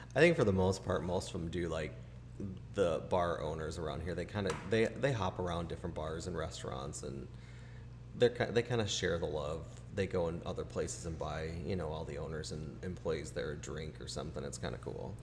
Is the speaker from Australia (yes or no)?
no; Chicago, Illinois, United States; moved away; growing up in Chicago with high school